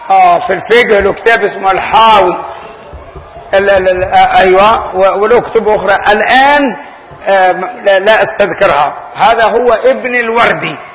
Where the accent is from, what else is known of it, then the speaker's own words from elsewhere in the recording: Tarim, Hadramawt, Yemen; مدينتي انا انا من تريم المدينه تريم في حضرموت